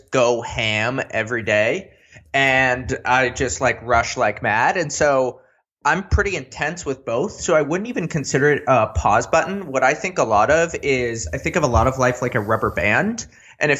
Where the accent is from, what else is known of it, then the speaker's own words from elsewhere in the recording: California, United States; I grew up in California